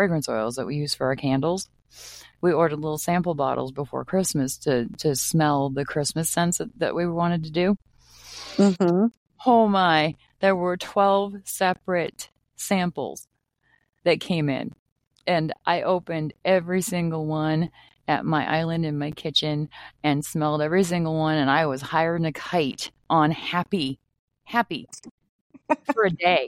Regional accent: Maine, United States; now in Minnesota, United States; I grew up in Maine

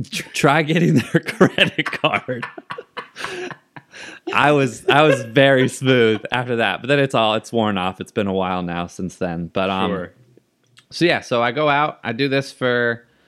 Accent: Seattle, Washington, United States; I was from Seattle. He was the coolest when he was with Seattle

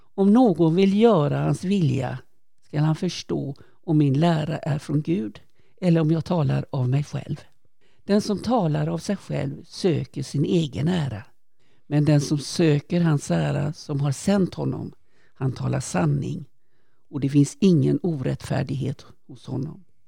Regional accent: Kungsbacka, Halland County, Sweden; är född och uppvuxen i Kungsbacka

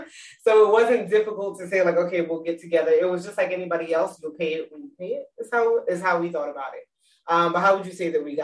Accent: New York City, New York, United States; moved away as an adult; now in Dallas, United States; We are from Brooklyn, New York, living in Dallas, Texas for the past 6 years now.

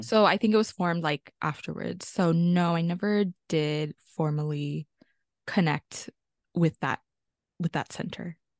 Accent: South Bay area, California, United States; also born or lived in Pasay, Philippines; I grew up in, on Tamiya Nationland. also known as the South Bay area in California

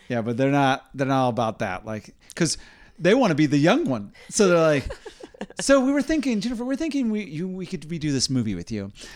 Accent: Indiana, United States; growing up in Indiana

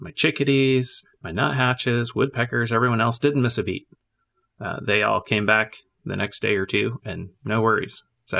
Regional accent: Germany; And I grew up in a military family. So I grew up in Germany, in a different culture, listening to another language, being immersed in English and in German.

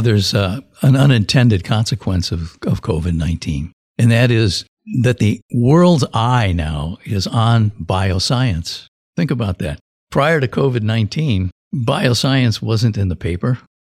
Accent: Silicon Valley, California, United States; I grew up in the Valley

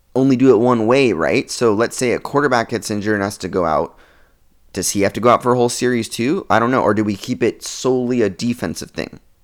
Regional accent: Oregon, United States; I'm from Oregon

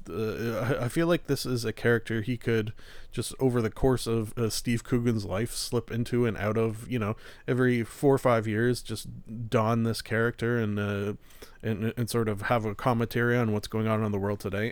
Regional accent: Canada; being a Canadian

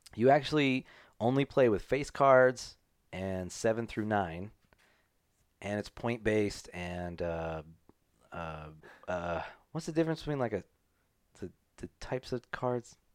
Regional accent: United States; I'm an American

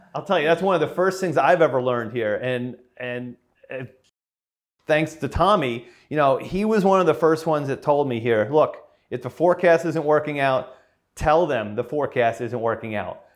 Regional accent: Edison, New Jersey, United States; moved away as an adult; I grew up in Edison

